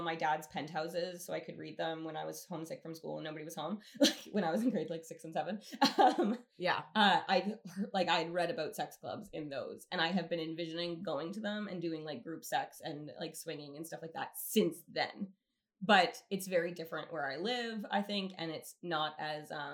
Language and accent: English; Calgary, Alberta, Canada; I'm from Calgary